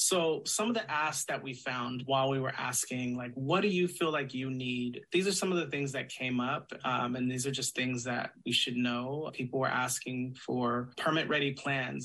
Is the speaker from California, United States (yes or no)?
yes; Sacramento, California, United States; I'm from Sacramento. I uh, was born in Sacramento